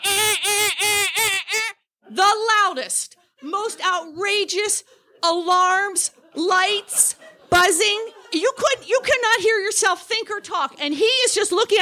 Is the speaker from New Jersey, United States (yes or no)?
yes; New Jersey, United States; now in Talkeetna, United States